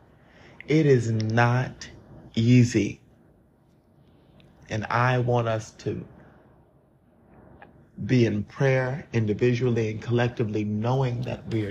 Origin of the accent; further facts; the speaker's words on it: Columbia, South Carolina, United States; moved away as an adult; that is my hometown.